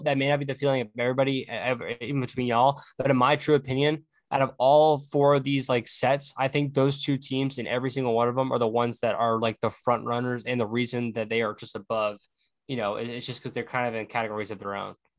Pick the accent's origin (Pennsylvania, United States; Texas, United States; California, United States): Texas, United States; Frisco; moved away as an adult; also born or lived in Oklahoma